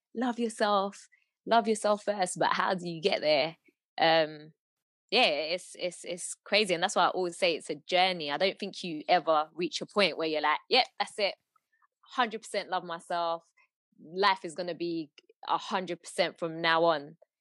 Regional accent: London, United Kingdom; I was born and bred in London

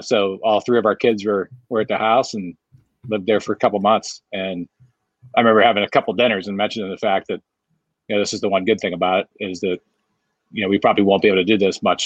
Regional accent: Beaver, Pennsylvania, United States; also born or lived in Southlake, Texas; now in Fort Worth, United States; I grew up in a small town called Beaver, Pennsylvania. It's about 40 miles from Pittsburgh

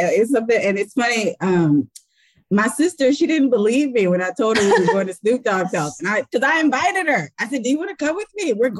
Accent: Claremont, California, United States; I'm from Claremont, California. And so like we lived at the bottom of Claremont

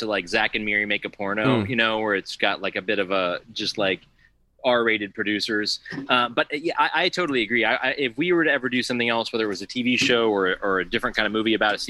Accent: near Baltimore, Maryland, United States; especially being from near Baltimore, it was like I grew up on The Wire

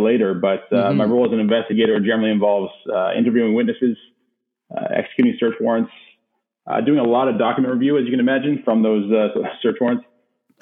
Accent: St. John's, Newfoundland and Labrador, Canada; moved away as an adult; also born or lived in Stephenville, Newfoundland / New Brunswick; I'm a Newfoundlander first and foremost, born in a small town called Stephenville. But I was raised in St. John's

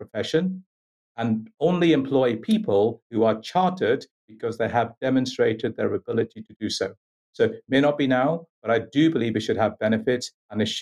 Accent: India; moved away; I've grown up in India. I was born in India

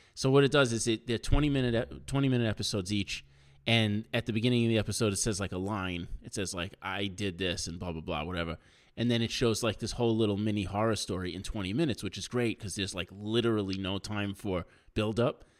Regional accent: New York, United States; growing up in New York, like, when I was a kid

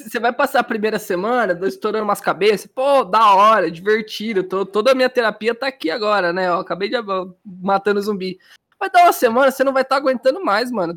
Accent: São Paulo, Brazil; eu sou paulista

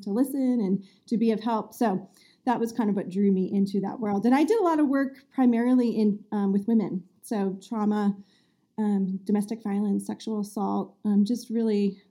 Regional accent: New Jersey, United States; moved away as an adult; also born or lived in Massachusetts; now in north of Boston, United States; I grew up in New Jersey

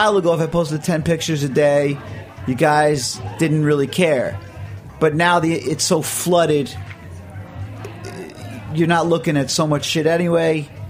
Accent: Providence, Rhode Island, United States; born there; also born or lived in Brooklyn / Baltimore; I was born in Providence, Rhode Island.

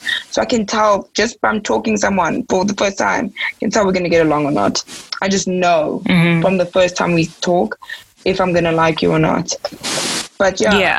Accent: South Africa; I'm from South Africa

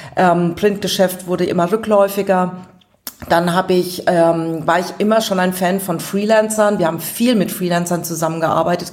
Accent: Aschaffenburg, Bavaria, Germany; accent: Lower Franconian; moved away; also born or lived in Giessen; Ich komme aus Aschaffenburg. Es hört mir vielleicht noch mein rollendes R, das Unterfränkische

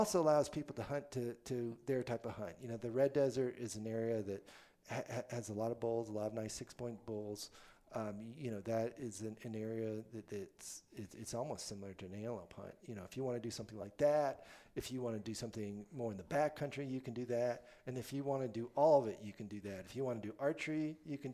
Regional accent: Central Florida, United States; now in Wyoming, United States; I was born in Wyoming, but actually grew up in Central Florida

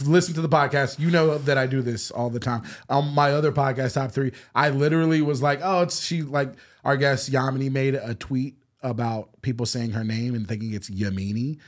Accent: the South, United States; moved away; I'm from the South

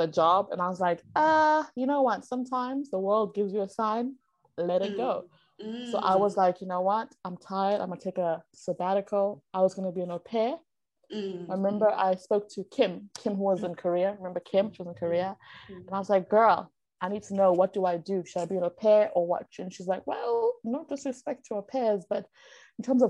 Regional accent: South Africa; moved away as an adult; now in China; as a South African

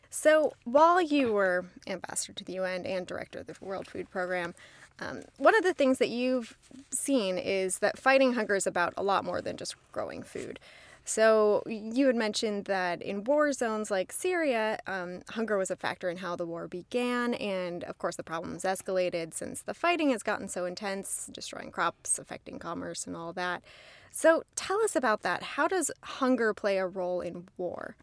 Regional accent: Southern California, United States; I grew up in Southern California.

